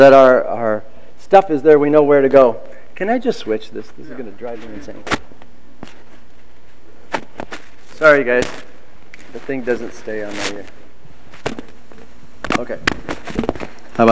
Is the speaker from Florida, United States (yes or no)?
no; Iowa, United States; moved away as an adult; also born or lived in California; I was 19 years old, I moved from Iowa to California